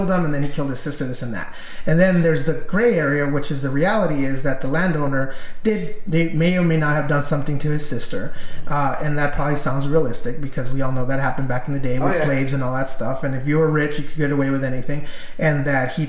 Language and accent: English; Mexico; moved away; I was born in Mexico